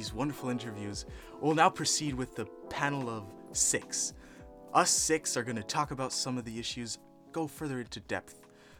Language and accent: English; United States; I'm like, yeah, I am American.